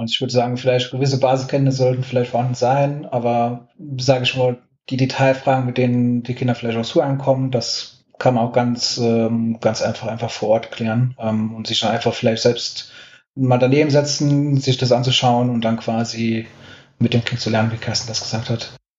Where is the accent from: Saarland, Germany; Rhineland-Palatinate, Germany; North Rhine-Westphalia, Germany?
Saarland, Germany; ich bin gebürtiger Saarländer